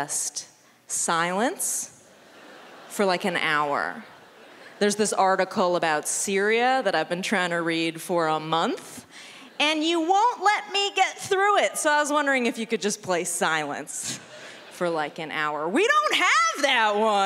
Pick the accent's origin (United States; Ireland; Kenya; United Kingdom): United States; San Francisco, California; now in Los Angeles, United States; I'm from San Francisco